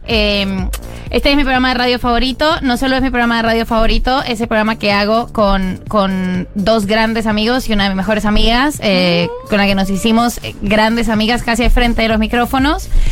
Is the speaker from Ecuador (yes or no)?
no; Colombia; now in Argentina; yo soy colombiana